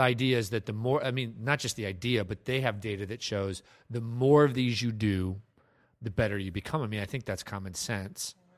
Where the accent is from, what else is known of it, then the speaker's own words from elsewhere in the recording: Ames, Iowa, United States; also born or lived in Des Moines, Iowa; I lived in Des Moines. I grew up in Ames, Iowa. Lived in Des Moines for a couple years